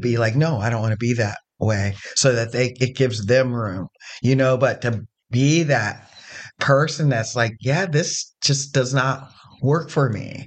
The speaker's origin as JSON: {"language": "English", "town": "Zanesville", "region": "Ohio", "country": "United States", "lives_now": "Columbus, United States", "said": "I come from Zanesville"}